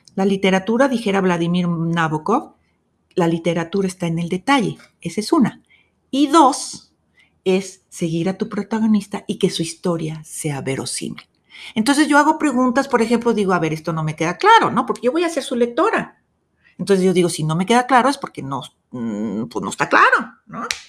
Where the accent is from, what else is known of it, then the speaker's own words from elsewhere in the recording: Guadalajara, Jalisco, Mexico; soy tapatía, 100% tapatía